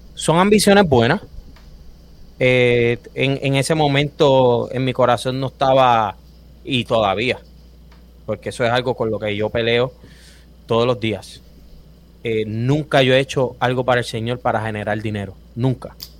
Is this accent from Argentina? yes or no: no; Río Grande, Puerto Rico; moved away as an adult; also born or lived in Fajardo, Puerto Rico; now in Orlando, United States; soy duro pero me crié toda mi vida eh, en el pueblo de Río Grande